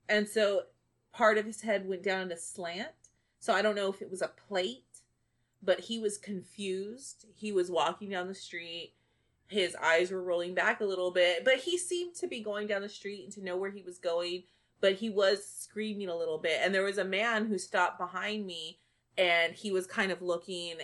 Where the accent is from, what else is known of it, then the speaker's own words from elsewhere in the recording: Bishop, Texas, United States; the west side of my hometown of Bishop